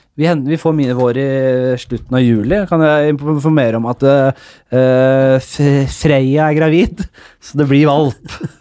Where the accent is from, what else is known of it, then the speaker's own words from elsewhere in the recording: Oslo, Norway; Vi kommer fra Nordstrand, begge